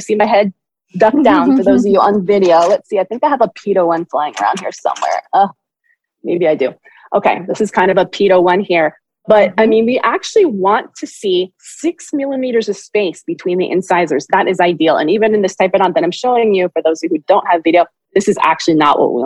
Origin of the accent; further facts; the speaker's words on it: Berkeley, California, United States; I'm from Berkeley